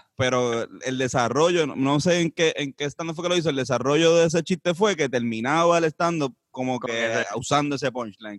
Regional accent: Puerto Rico; somos cuatro puertorriqueños

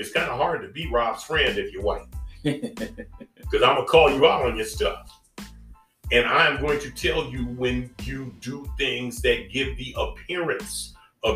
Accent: Inglewood, California, United States; I'm from Inglewood

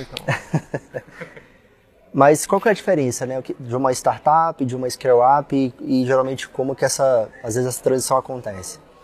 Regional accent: Brasília, Federal District, Brazil; Sou brasiliense, tá? Com orgulho

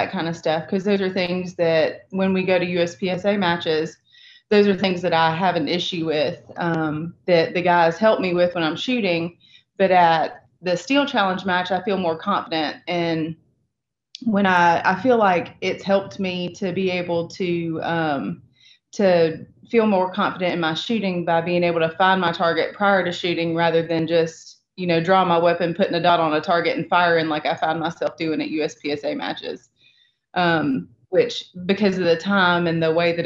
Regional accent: the South, United States; growing up in the South

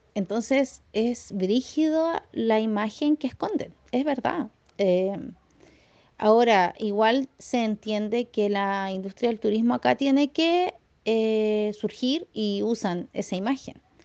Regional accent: Valparaíso, Chile; me duelen como porteña

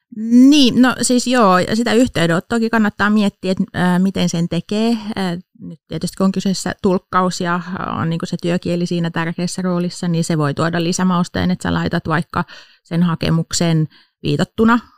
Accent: Pori, Satakunta, Finland; moved away as an adult; now in Turku, Finland; Mä oon itse alun perin Porista kotosin, mutta on tänne jäänyt sitten, kun opiskelemaan, oli, opiskelemaan tulin, niin jäin sitten tänne

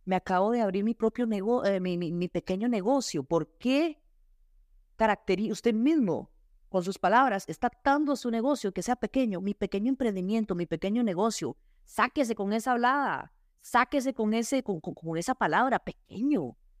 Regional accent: Costa Rica; soy costarricense

